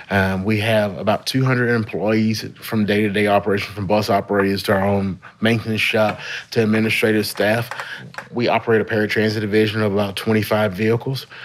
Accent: Shreveport, Louisiana, United States; moved away; I am from Shreveport. Yeah. From Shreveport, moved away, but uh, it's always good to come back home.

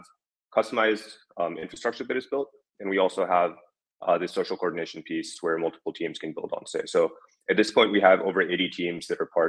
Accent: United States; being an American working on anything related to crypto

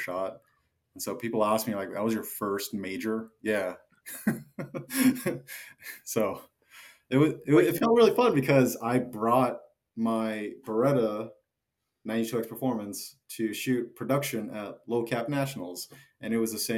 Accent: Orange County, Southern California, United States; also born or lived in Las Vegas, Nevada; now in Dallas, United States; Grew up in California in SoCal, Orange County

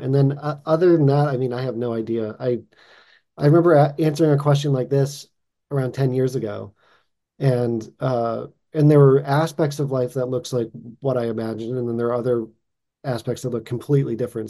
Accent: Boston, Massachusetts, United States; now in Los Angeles, United States; I'm originally from Boston

